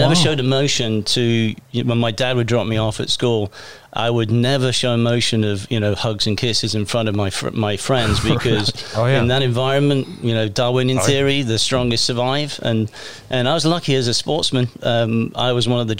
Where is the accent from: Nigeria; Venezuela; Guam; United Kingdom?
United Kingdom; England; moved away as an adult; also born or lived in Bermuda; now in Alvin, United States; growing up in England, it was untraditional.